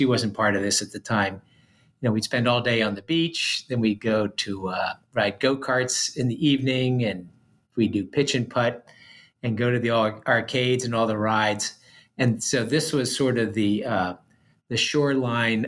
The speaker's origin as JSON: {"language": "English", "town": "Philadelphia", "region": "Pennsylvania", "country": "United States", "tie": "born or raised there", "also_born_or_lived": "Maine", "moved": "yes", "said": "I grew up outside of Philadelphia, 15 miles east of Philly."}